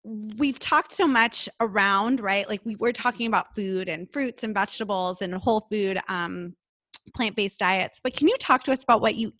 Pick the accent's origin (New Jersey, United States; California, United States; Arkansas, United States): New Jersey, United States; moved away; I'm from New Jersey originally, so we all say sugar